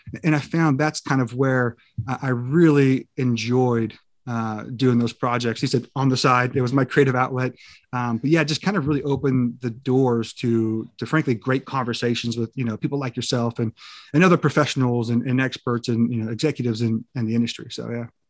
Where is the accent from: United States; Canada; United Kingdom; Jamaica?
United States; California; I grew up in California